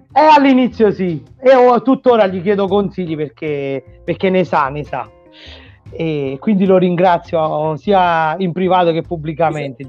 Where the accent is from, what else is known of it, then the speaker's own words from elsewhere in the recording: Frosolone, Molise, Italy; now in Rome, Italy; il mio paese natale che si chiama Frosolone in provincia di Sernia